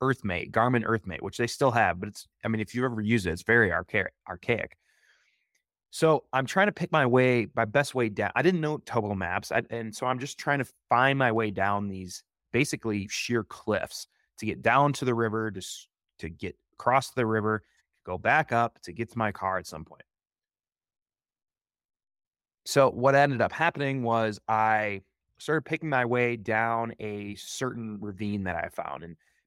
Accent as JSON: {"language": "English", "region": "Midwest", "country": "United States", "lives_now": "Oregon, United States", "said": "when I first moved to Oregon, this type of terrain really captured my imagination. I loved it because I came from the Midwest."}